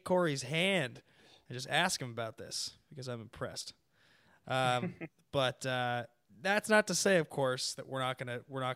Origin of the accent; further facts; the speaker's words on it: Seattle, Washington, United States; my hometown boys, the Seattle Seahawks